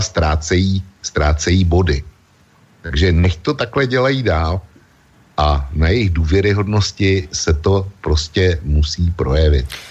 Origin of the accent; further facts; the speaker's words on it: Bohemia, Czechia; u nás v Čechách